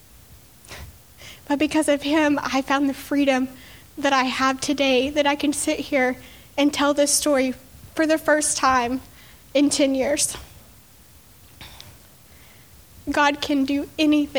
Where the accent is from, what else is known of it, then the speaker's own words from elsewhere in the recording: Texas Panhandle, United States; I woke up in a hospital in Dallas, Texas, which was 6 hours away from my hometown